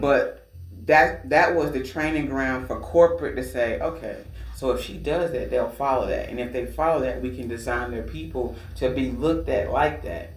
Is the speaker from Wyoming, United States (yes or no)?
no; Georgia, United States; now in Virginia, United States; I'm from Georgia.